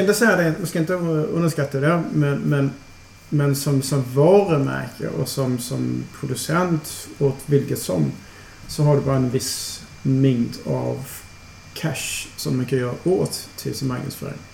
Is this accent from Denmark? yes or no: yes; Aarhus, Central Denmark Region, Denmark; Swedish is a second language; moved away as an adult; also born or lived in Copenhagen, Denmark; now in Malmö, Sweden; Jag kommer från eh, Åhus. Så jag kommer från Jylland